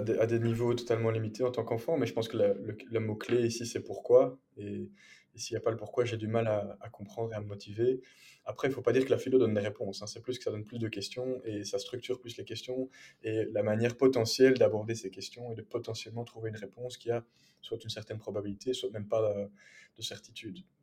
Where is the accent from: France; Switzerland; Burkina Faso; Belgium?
Belgium; Brussels, Brussels-Capital Region; also born or lived in England; je suis bruxellois de 23 ans, bilingue, père francophone